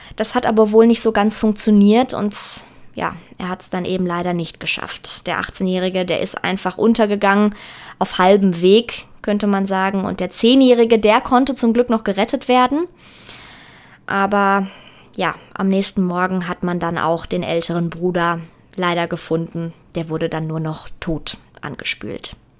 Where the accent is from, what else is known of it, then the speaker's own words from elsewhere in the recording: Germany; hier bei uns in Deutschland